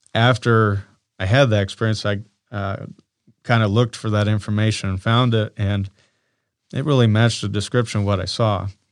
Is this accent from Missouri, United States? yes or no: no; Council Bluffs, Iowa, United States; born and raised in Council Bluffs, Iowa